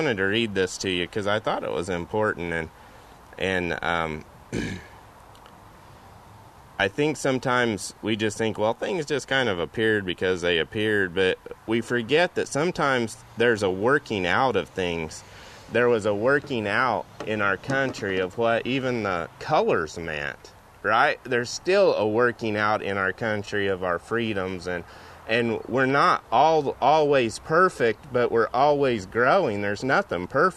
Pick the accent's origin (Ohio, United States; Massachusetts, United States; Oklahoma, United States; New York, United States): Oklahoma, United States; where I grew up in Oklahoma, they had wheat fields